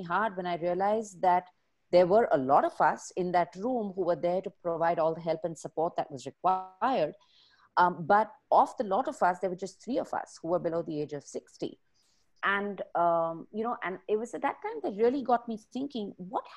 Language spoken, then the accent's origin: English; Bangalore, Karnataka, India; I am from Bangalore. My roots are here, which means my parents are here